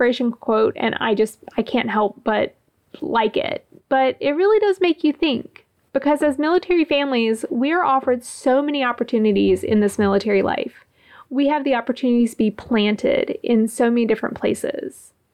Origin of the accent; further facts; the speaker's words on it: Gulfport, Mississippi, United States; moved away as an adult; also born or lived in Kings Bay; I was in my hometown